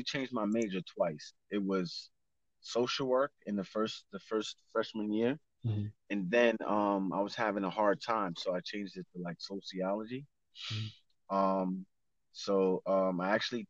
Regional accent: New York City, New York, United States; I am I from the Bronx. I was born and raised in the Bronx

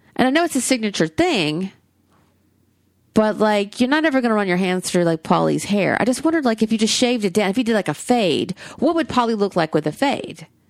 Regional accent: Alabama, United States; I'm from Alabama

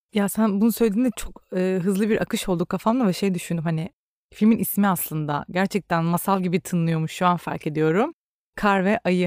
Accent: Rize Province, Turkey; Rize'de doğup büyüdüm

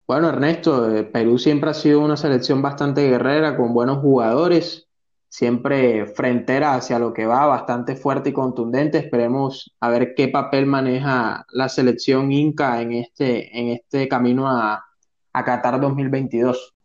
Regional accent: Colombia; ciudadano colombiano

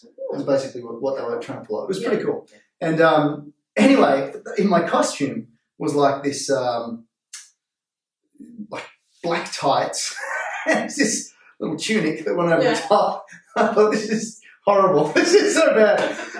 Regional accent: Canberra, Australian Capital Territory, Australia; moved away as an adult; also born or lived in Melbourne / Sydney; now in Central Coast, Australia; I was born in Canberra, grew up in Melbourne and Canberra, moved to Sydney when I was 18, met my wife, we got engaged.

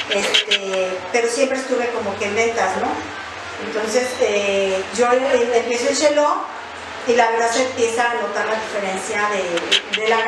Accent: León, Guanajuato, Mexico; radico aquí en la ciudad de León, Guanajuato, soy de aquí de León, Guanajuato

